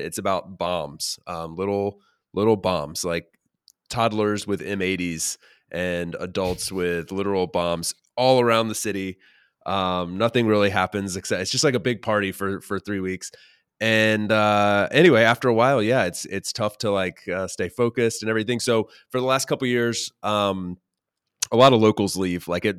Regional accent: North Carolina, United States; The city that I grew up in North Carolina

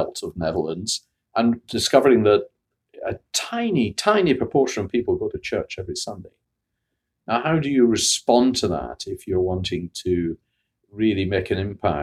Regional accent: Scotland, United Kingdom; moved away; also born or lived in Bradford, England / Bristol, England / Oxford, England; I was raised in Scotland

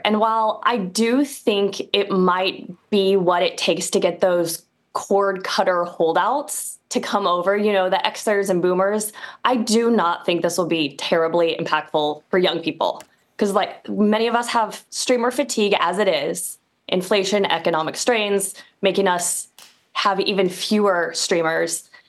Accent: Kansas City, Missouri, United States; now in New York, United States; I live in New York, but … because I was born in Kansas City.

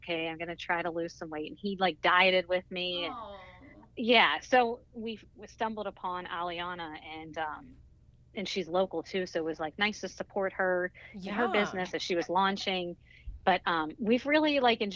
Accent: 45 minutes north of Pittsburgh, Pennsylvania, United States; also born or lived in Baltimore; I grew up about 45 minutes north

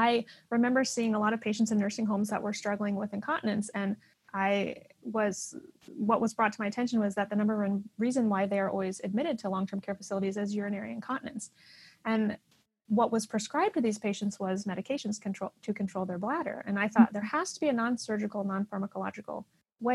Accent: Iowa, United States; I was born in Iowa in the U.S.

